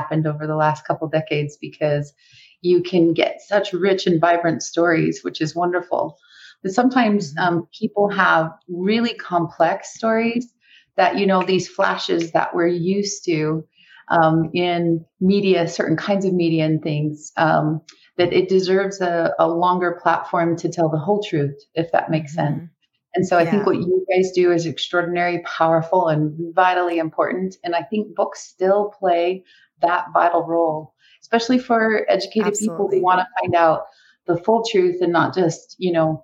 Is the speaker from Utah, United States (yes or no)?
yes; Brigham City, Utah, United States; I grew up Catholic in Brigham City, Utah